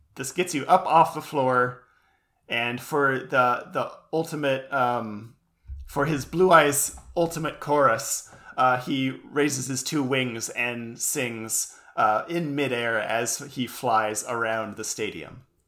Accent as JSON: {"language": "English", "country": "United States", "said": "being an American"}